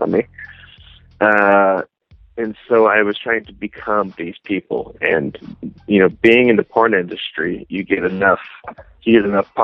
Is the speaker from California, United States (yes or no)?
yes; Garden Grove, California, United States; also born or lived in Fountain Valley, California; I grew up in an area called Garden Grove, and after that I moved to an area called Fountain Valley